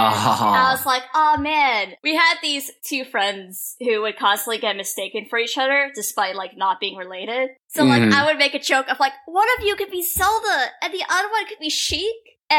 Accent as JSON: {"language": "English", "region": "Pennsylvania", "country": "United States", "tie": "born or raised there", "said": "I grew up in Pennsylvania, and if you're from Pennsylvania, you would know that we get some very unpredictable weather up there."}